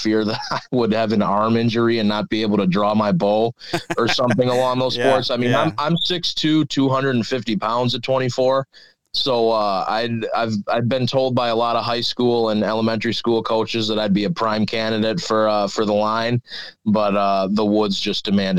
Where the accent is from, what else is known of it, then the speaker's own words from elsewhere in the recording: Milwaukee, Wisconsin, United States; I grew up in Milwaukee, actually.